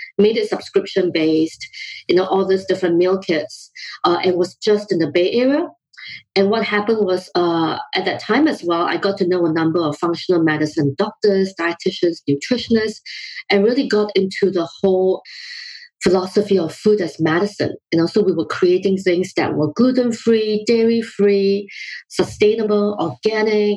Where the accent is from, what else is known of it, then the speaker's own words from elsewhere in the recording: Singapore; also born or lived in London, United Kingdom / Oakland, California, United States; now in United States; my background is that I grew up in Singapore